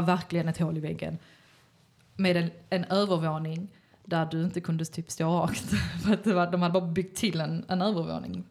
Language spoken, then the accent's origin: Swedish; Malmö, Skåne, Sweden; jag är uppvuxen på Lindeborg